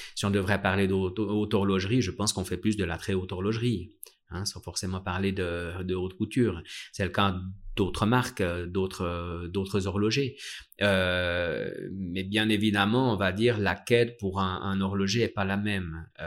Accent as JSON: {"language": "French", "area": "Vallée de Joux", "region": "Vaud", "country": "Switzerland", "tie": "born or raised there", "said": "je suis né à la Vallée de Joux et j'ai toujours vu des marques horlogères autour de moi"}